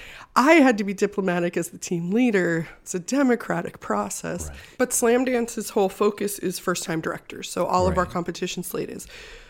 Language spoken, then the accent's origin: English; Midwest, United States; also born or lived in Wisconsin; now in Los Angeles, United States; so I moved out here with no plan from Wisconsin. I just knew I was going to move to LA or New York, and I'm from the Midwest, so I was done with snow.